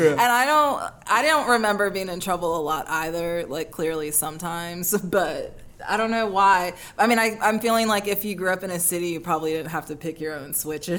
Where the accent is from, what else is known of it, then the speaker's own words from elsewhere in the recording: New Orleans, Louisiana, United States; also born or lived in Alabama; I always say I grew up in New Orleans. I spent my childhood in Alabama, but I grew up in New Orleans. It made me like the adult that I am.